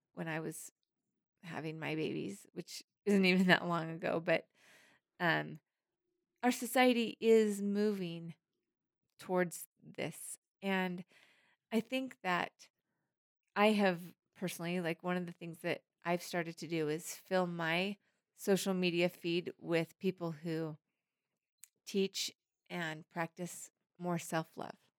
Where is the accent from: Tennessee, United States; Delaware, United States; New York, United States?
Tennessee, United States; Harriman; It's in Harriman. This is my hometown. This is my stomping grounds.